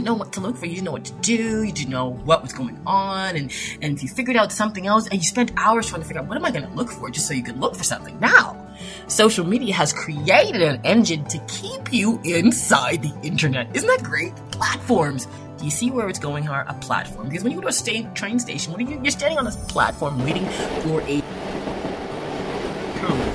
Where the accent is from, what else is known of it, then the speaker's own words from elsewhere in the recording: Toronto, Ontario, Canada; I grew up in Toronto, Canada